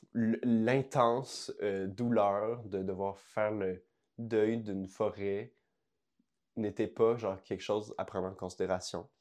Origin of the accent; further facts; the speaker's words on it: Montreal, Quebec, Canada; mon, cœur, c'est genre le, fleuve à Verdun